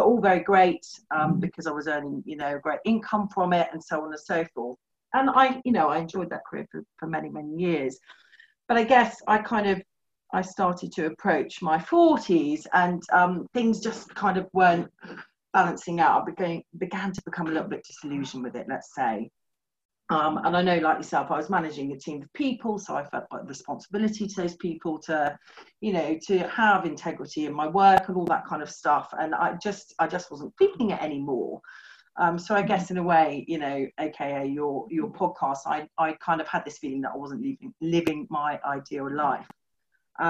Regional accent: West Country, South West England, United Kingdom; moved away as an adult; also born or lived in London / Norfolk; now in Suffolk, United Kingdom; We're both from the West Country

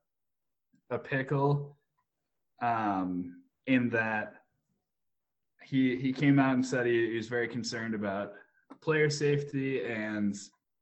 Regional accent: Chicago, Illinois, United States; growing up in the Chicago area, watching pretty much all the Illinois games were on TV

